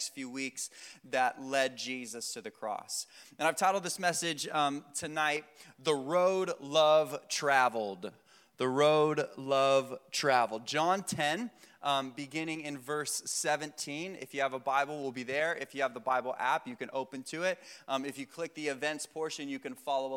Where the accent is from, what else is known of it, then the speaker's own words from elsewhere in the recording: Vero Beach, Florida, United States; I grew up here in Vero